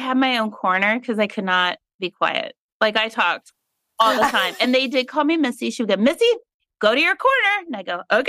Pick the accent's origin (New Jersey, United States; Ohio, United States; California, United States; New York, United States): Ohio, United States; Meigs County; I grew up in Meigs County, which is in history books as the lead growing of marijuana